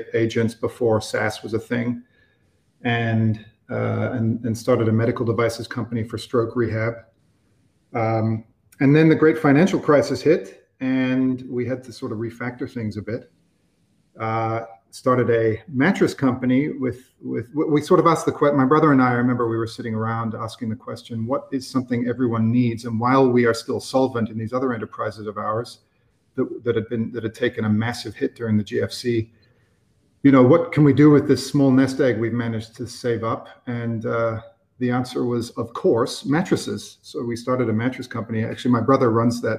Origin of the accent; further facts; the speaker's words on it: Edmonton, Alberta, Canada; also born or lived in London, England; I was born in England, in London, and emigrated to Edmonton, Alberta, Canada, Western Canada, when I was 6 years old with my family